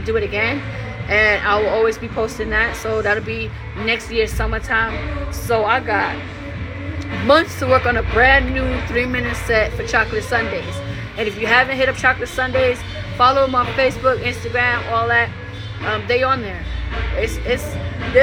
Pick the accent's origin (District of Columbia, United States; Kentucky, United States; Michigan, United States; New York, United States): New York, United States; moved away; New York. My hometown